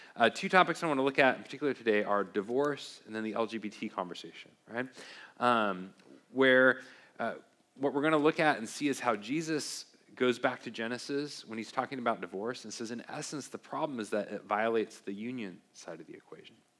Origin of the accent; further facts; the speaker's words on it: Beaverton, Oregon, United States; I grew up in Beaverton, Oregon, home or near Beaverton, home of uh, the Nike factory, and grew up with Nike all around